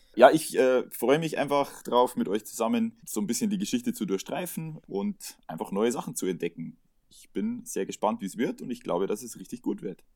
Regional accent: Bavaria, Germany; ich komme aus Bayern, das hört man auch so ein bisschen

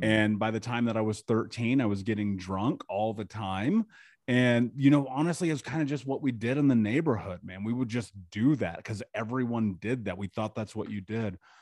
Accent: Indianapolis, Indiana, United States; I grew up in Indianapolis in America, just in the middle of the country

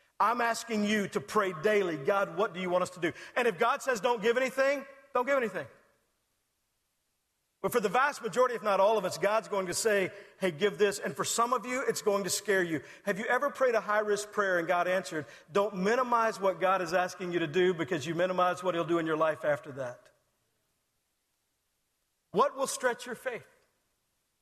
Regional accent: Texas, United States; I'm from Texas.

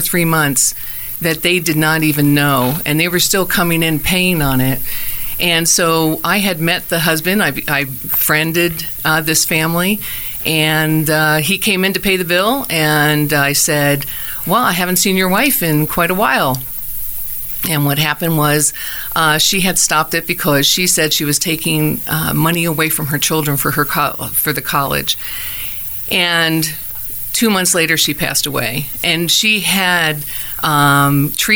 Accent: New Jersey, United States; moved away as an adult; also born or lived in Indiana / Durango, Colorado; now in Arizona, United States; I'm originally from New Jersey

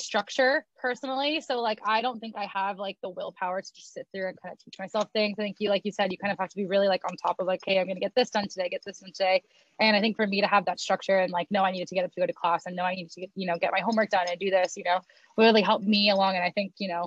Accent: Roseville, California, United States; I'm from Roseville

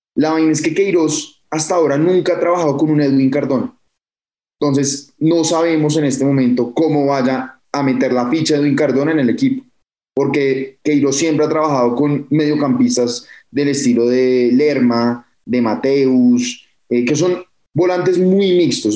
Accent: Colombia; a nosotros como colombianos

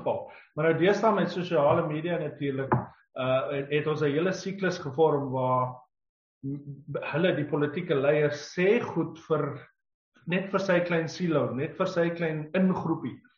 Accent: South Africa

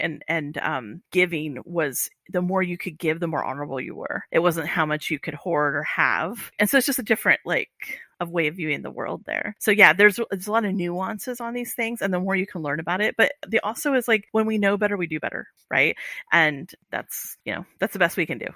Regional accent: Iowa, United States; moved away; I'm grew up in Amer-, as an American in, in a, you know, in Iowa

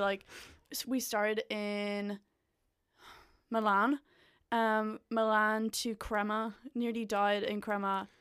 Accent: Gorey, Ireland; moved away as an adult; lived in my hometown

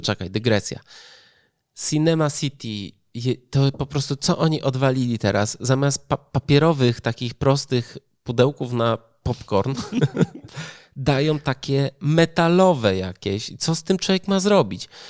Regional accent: Poland; born or raised there

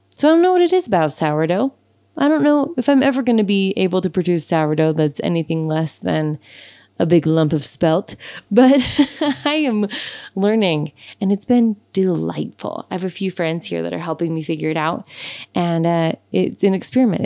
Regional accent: Utah, United States; my home state of Utah

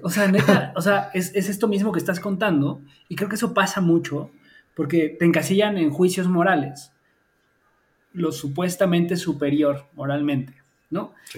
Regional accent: Mexico; crecimos y nacimos en México

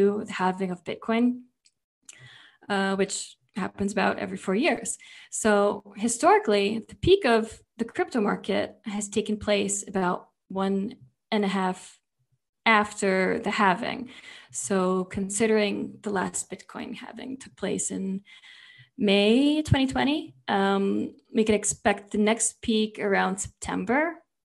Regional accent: New York, United States; we're both from New York

